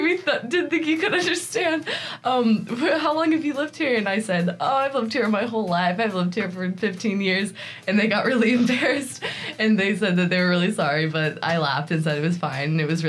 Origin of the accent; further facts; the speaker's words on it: Turkey; My parents are missionaries there and they lived in both Izmir and Istanbul, which is a coastal city, and then Istanbul, which is one of the biggest Western cities.